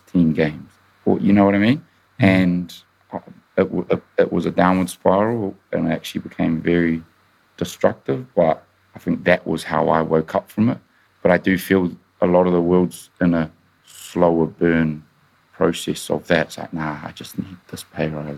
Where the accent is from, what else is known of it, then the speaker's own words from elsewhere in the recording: Auckland, New Zealand; now in United Kingdom; I grew up in New Zealand